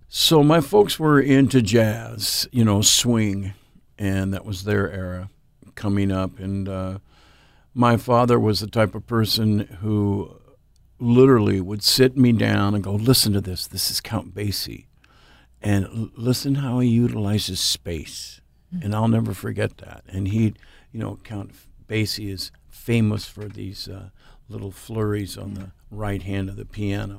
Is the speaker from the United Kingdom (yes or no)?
no; Eugene, Oregon, United States; born or raised there; also born or lived in Everett, Washington